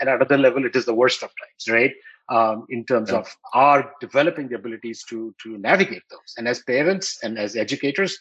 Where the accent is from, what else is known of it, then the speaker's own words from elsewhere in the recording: New Delhi, Delhi, India; when I was growing up in New Delhi in India